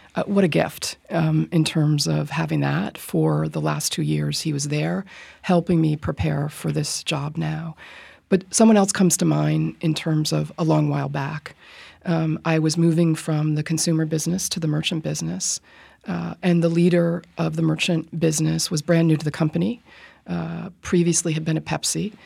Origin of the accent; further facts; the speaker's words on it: Rye, New York, United States; I grew up in Rye, New York